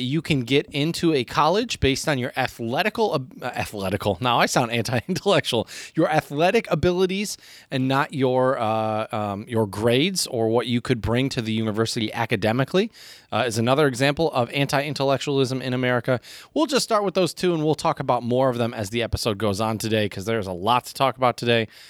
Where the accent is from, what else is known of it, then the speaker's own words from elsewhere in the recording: United States; I do love my home country